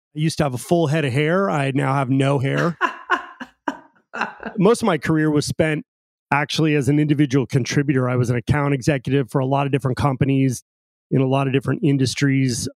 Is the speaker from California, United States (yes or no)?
yes; Pacifica, California, United States; I grew up in Pacifica, California, right on the coast uh, in Northern California